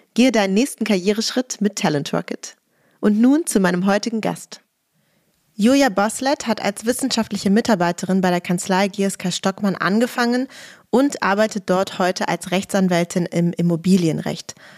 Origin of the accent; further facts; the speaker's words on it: Berlin, Germany; ich bin ja auch Berlinerin